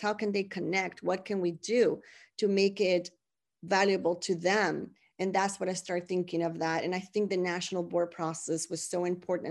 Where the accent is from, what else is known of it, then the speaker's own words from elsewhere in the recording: San Juan, Puerto Rico; first language Spanish; English is a second language; moved away as an adult; I was, uh, born and raised in San Juan, Puerto Rico